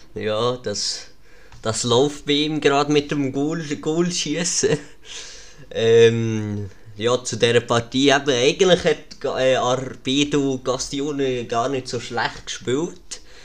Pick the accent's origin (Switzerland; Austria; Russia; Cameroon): Switzerland; Lucerne; als Luzerner